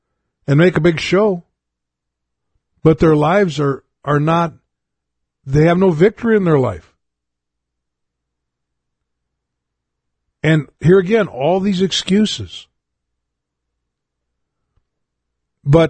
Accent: United States; as an American

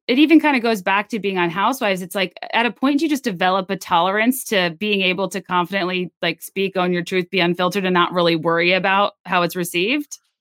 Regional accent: Virginia, United States; I'm from Virginia.

